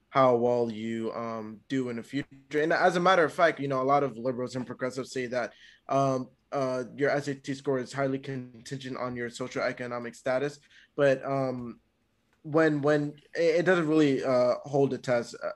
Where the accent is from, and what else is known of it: Canada